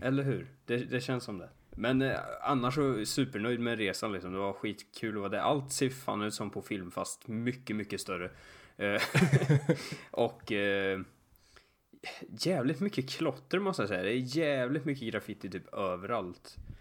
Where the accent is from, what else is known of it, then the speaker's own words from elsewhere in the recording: Sweden; jag var från Sverige